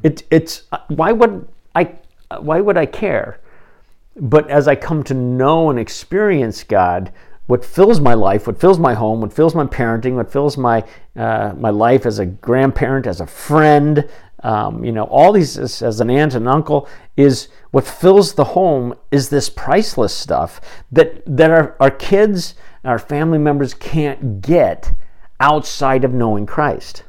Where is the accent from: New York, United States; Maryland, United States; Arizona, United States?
Arizona, United States; Phoenix; the little Covenant church that I grew up in in Phoenix